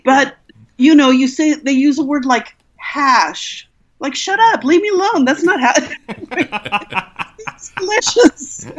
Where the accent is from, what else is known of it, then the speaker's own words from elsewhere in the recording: Culver City, California, United States; I grew up in Culver City, which is that's where Sony Pictures is.